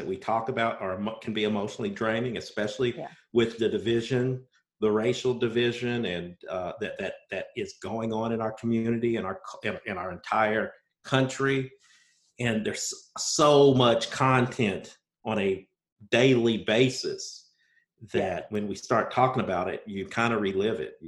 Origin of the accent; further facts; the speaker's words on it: Bloomington, United States; I'm also a Bloomington native. Me and Amy went to high school together